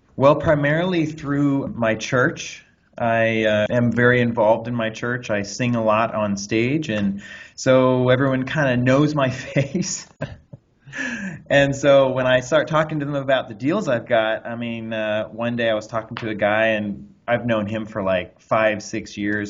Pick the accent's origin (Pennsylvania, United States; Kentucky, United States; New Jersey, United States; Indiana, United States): Indiana, United States; Anderson; now in Los Angeles, United States; I'm from Anderson, Indiana, where I grew up out on a horse farm